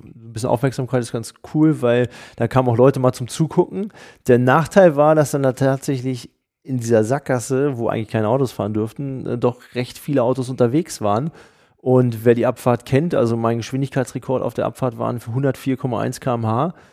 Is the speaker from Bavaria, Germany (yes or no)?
no; Hanover, Lower Saxony, Germany; als Hannoveraner